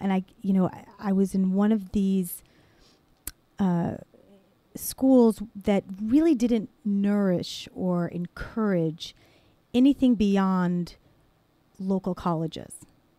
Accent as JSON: {"language": "English", "town": "Cliffside Park", "region": "New Jersey", "country": "United States", "tie": "born or raised there", "said": "I grew up in Cliffside Park, New Jersey."}